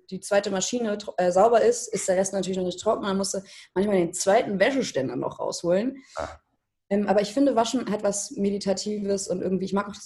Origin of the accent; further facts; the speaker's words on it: Hamburg, Germany; now in Berlin, Germany; ich bin vor zweieinhalb Jahren nach Berlin gezogen und äh, ich komme aus Hamburg ursprünglich. Mhm und wohne jetzt seit zweieinhalb Jahren in Berlin.